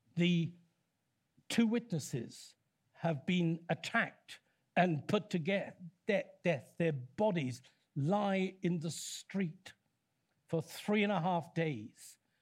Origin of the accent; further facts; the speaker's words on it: Leicester, East Midlands, United Kingdom; I come from Leicester